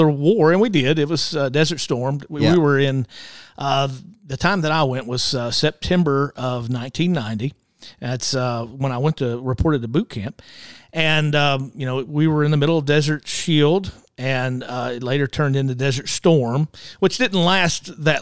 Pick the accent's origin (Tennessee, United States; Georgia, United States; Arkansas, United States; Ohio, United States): Arkansas, United States; Sherwood; I grew up in Sherwood